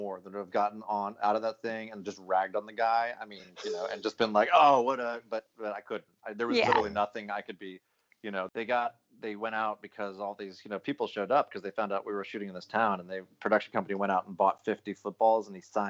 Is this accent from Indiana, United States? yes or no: yes; Indianapolis, Indiana, United States; now in New York, United States; The two football teams that I grew up in Indianapolis, right?